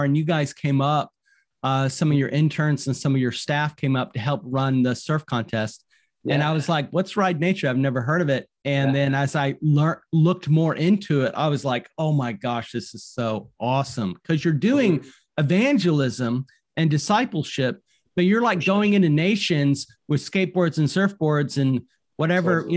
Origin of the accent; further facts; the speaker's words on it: North Carolina, United States; I'm from North Carolina